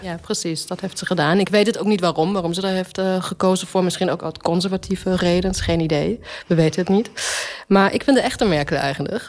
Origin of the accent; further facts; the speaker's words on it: Germany; moved away; ik kom ook uit de DDR.